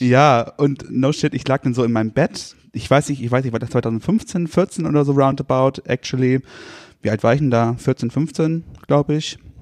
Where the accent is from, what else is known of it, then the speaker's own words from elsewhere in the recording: Rendsburg, Schleswig-Holstein, Germany; also born or lived in Kiel; now in Altenburg, Germany; ich bin in Rendsburg geboren äh, und bin dann so in Dörfern aufgewachsen.